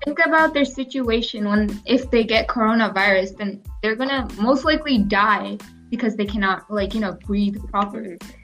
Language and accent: English; Kerala, India; moved away; I'm from Kerala and how Kerala is like the best state ever